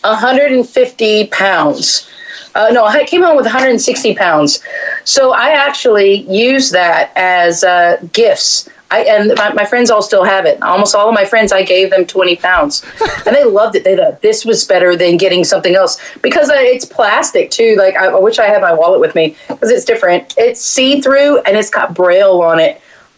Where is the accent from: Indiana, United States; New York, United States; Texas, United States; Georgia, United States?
Texas, United States; And then I never said I was from America because I'm from Texas. So I was like, I'm from Texas.